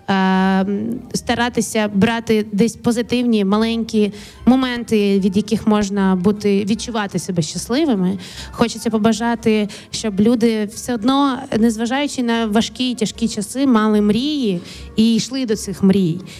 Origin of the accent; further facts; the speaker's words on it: Kharkiv Oblast, Ukraine; моє дитинство розділене було на Київську область і Харківську область. Звідки мама родом? Це Харківщина, і от якраз на Харківщині ми ходили.